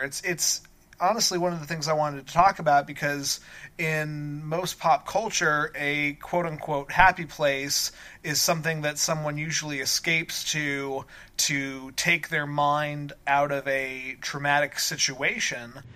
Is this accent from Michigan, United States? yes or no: no; Colorado, United States; moved away; I grew up in Colorado and spent my entire childhood there.